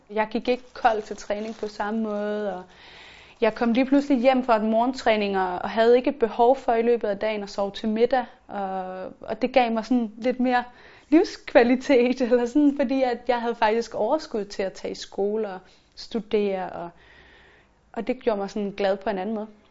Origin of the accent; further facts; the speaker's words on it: Funen, Southern Denmark, Denmark; moved away as an adult; now in Copenhagen, Denmark; jeg var sådan rejst fra Fyn, hvor jeg altid havde været op og ned af min familie